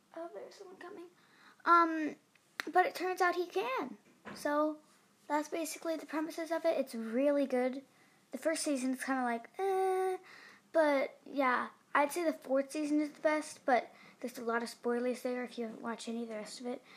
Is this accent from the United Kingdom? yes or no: yes; England, United Kingdom; I'm in Cambridge. I'm actually English.